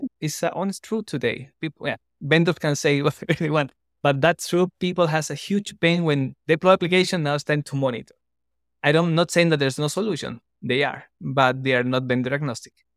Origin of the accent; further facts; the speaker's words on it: Chile; now in Costa Rica; I'm originally from Chile, now based in Costa Rica